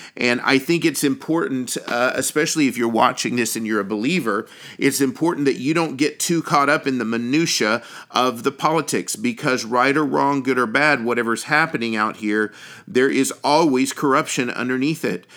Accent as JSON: {"language": "English", "country": "United States", "said": "as an American"}